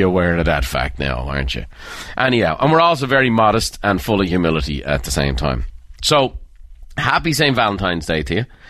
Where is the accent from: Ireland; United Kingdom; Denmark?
Ireland; Dublin, Leinster; Dublin. And that's, uh, my hometown.